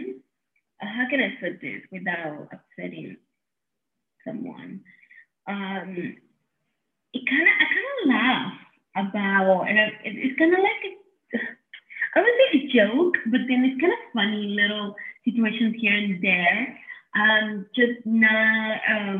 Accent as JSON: {"language": "English", "region": "Mexico City", "country": "Mexico", "tie": "born or raised there", "said": "was born and raised in Mexico City."}